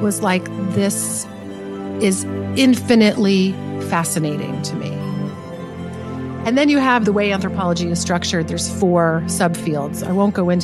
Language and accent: English; the South, United States; I grew up in the South.